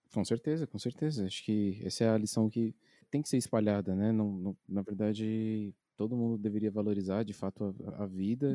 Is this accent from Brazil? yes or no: yes; Itaquaquecetuba, São Paulo, Brazil; você é de Itacoaxetuba, igual eu e o Matheus